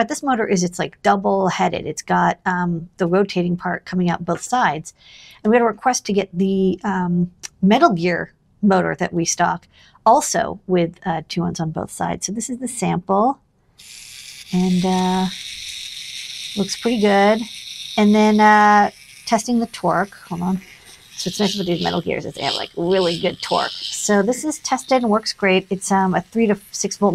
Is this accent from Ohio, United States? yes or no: no; Boston, Massachusetts, United States; moved away as an adult; now in New York City, United States; I'm from Boston